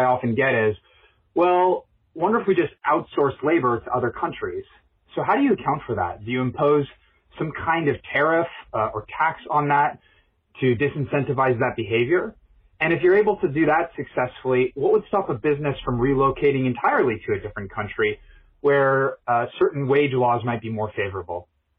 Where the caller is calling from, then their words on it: Gualala, California, United States; I'm calling from Wallala, California.